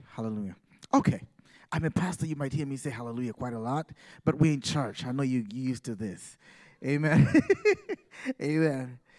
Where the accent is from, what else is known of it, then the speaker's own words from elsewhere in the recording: Uganda; moved away as an adult; now in Massachusetts, United States; I come from Uganda